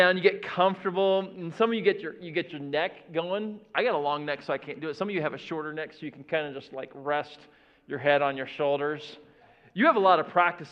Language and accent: English; Florida, United States; now in Indiana, United States; I grew up in Florida